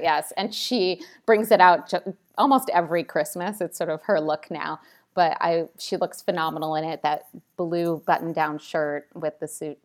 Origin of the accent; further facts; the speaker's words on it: Italy; moved away; also born or lived in Washington, D.C.; I grew up in Italy